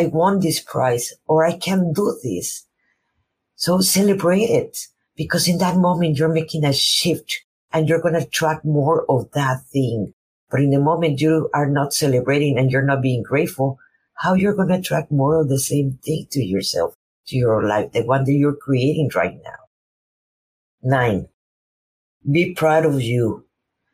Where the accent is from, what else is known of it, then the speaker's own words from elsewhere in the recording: Mexico; first language Spanish; English is a second language; now in United States; I'm a Mexican woman living in United States. My first language is Spanish.